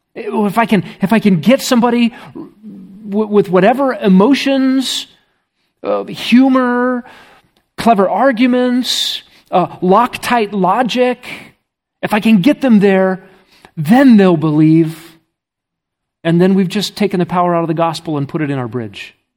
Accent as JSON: {"language": "English", "country": "United States", "said": "I'm from America. I don't speak Russian."}